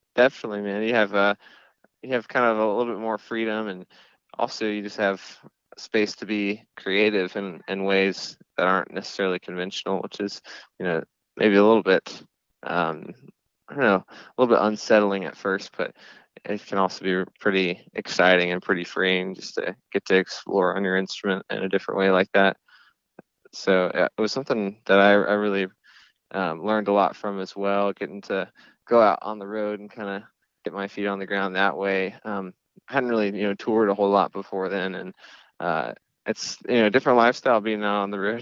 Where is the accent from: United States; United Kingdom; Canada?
United States; Clemson, South Carolina; I grew up in South Carolina, this place called Clemson